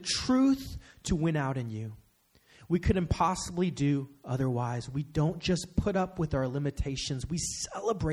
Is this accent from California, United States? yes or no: yes; Bay Area, California, United States; Growing up in the Bay Area